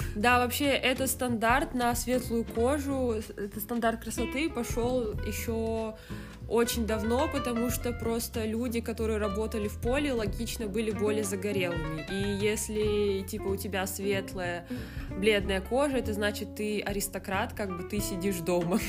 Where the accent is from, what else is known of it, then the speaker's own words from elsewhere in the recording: Kazakhstan; moved away; я же не отрицаю, что я казашка